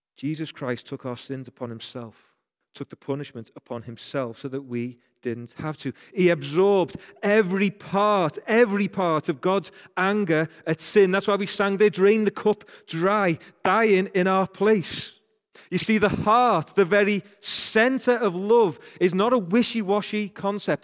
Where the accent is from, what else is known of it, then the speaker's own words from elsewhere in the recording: Rainhill, North West England, United Kingdom; accent: Rain Hill accent; I'm from Rain Hill, so people from Rain Hill say "Kerr" like